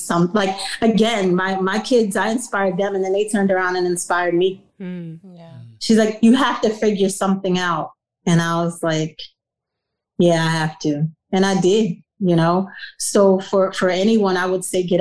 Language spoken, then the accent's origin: English; New York City, New York, United States; moved away; growing up where I grew up in South Jamaica, Queens in the 80s